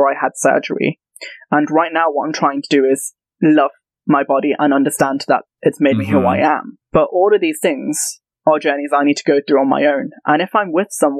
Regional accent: Leicester, East Midlands, United Kingdom; I'm from Leicester, which is up north in the Midlands

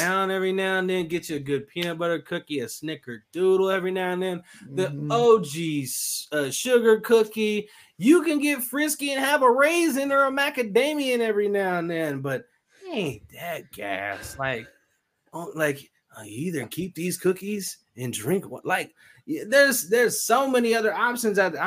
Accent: Texas, United States; moved away; I'm from Texas, right? I'm a Texan with like sweet tea and stuff

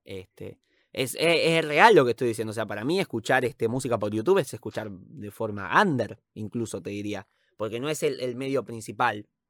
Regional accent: Argentina; somos argentinos

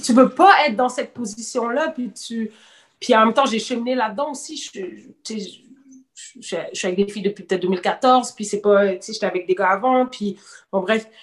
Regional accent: Quebec, Canada; also born or lived in Senegal; Je suis considérée comme une Canadienne. je ne vis pas là. tu comprends? Mes parents sont blancs, sont québécois

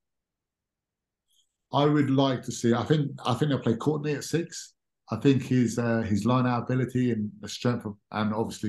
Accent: England, United Kingdom; we, being English

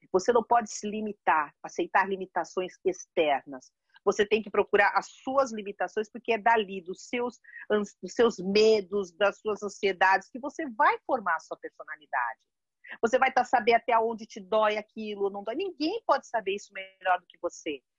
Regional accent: São Paulo, Brazil; moved away as an adult; also born or lived in Santos, Brazil; now in London, United Kingdom; sou brasileira, 57 anos, mãe de uma garota de 25, que eu chamo de garota, né, mas já é uma mulher de 25. Sou paulista.

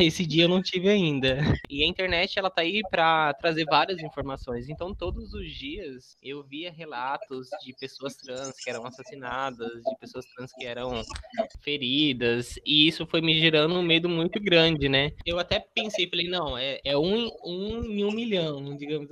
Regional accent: Barra do Bugres, Mato Grosso, Brazil; moved away as an adult; now in Mato Grosso do Sul, Brazil; Eu nasci em Barra do Bugres, no Mato Grosso, cresci lá e vim pro MS já em 2016

